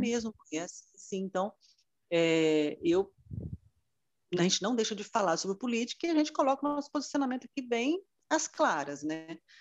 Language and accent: Portuguese; Muniz Freire, Espírito Santo, Brazil; moved away as an adult; also born or lived in Vitória; now in Vila Velha, Brazil; Eu sou do interior do, do estado, nasci em Muniz Freire, mas é, fiz o concurso público e para a Justiça Federal, então vim para Vitória e moro em Vila Velha já há 27 anos